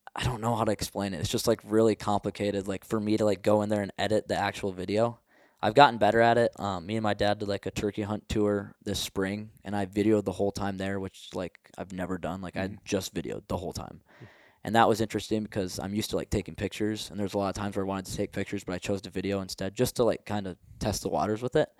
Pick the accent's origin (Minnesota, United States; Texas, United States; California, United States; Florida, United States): Minnesota, United States; moved away as an adult; now in Montana, United States; growing up in Minnesota